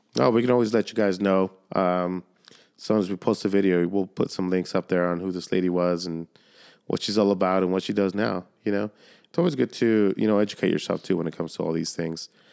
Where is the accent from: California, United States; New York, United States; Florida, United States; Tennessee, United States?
California, United States; Solana Beach; I grew up in Solana Beach